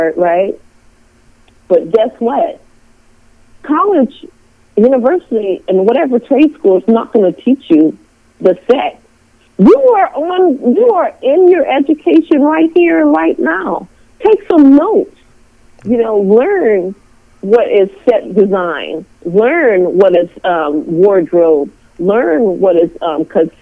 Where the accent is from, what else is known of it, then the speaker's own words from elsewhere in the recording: Los Angeles, California, United States; I'm from LA. I'm from California